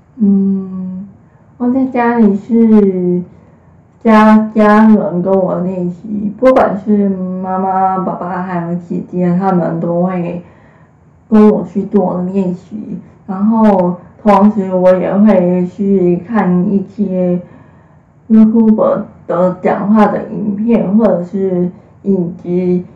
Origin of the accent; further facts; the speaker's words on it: Hsinchu, Taiwan; 今年二十三岁，我是新竹人，然后大学是读柔情设计系，然后树德科技大学